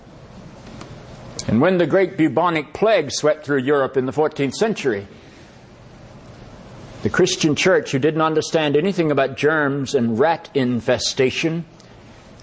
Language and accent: English; the South, United States; I grew up in the South, where segregation was not only the practice of my region